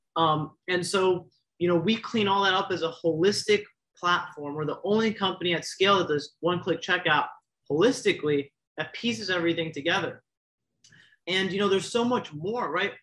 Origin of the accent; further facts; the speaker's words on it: South Florida, United States; I grew up in South Florida